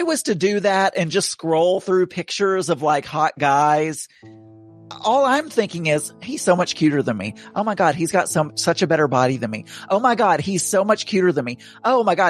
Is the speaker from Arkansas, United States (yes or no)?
yes; Arkansas, United States; accent: Southern; moved away as an adult; also born or lived in England / Dallas; I was raised in Arkansas.